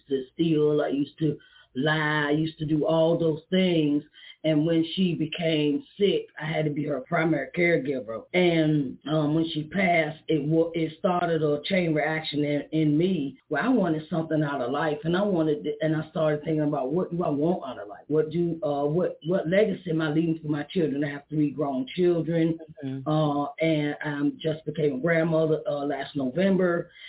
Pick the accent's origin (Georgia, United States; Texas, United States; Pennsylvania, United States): Pennsylvania, United States; Uniontown; I'm from Uniontown, Pennsylvania.